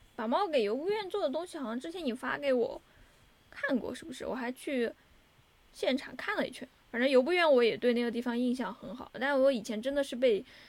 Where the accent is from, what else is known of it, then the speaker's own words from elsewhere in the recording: China; 我是中国人